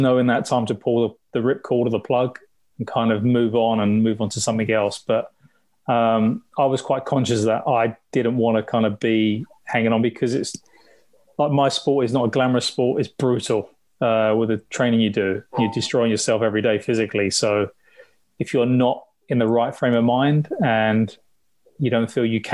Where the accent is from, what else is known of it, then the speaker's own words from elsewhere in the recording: London, United Kingdom; I grew up in the East End, so I'm a huge West Ham fan